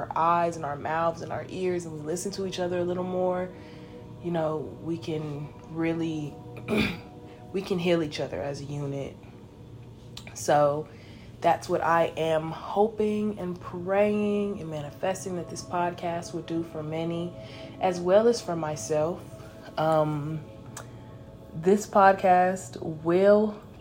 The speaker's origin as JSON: {"language": "English", "town": "Los Angeles", "region": "California", "country": "United States", "moved": "yes", "lives_now": "Texas, United States", "said": "I am 22 and I'm from Los Angeles."}